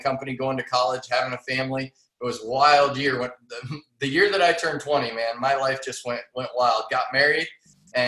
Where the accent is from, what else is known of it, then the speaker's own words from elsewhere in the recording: Massillon, Ohio, United States; Massillon, Ohio, the home of the Tigers, Paul Brown.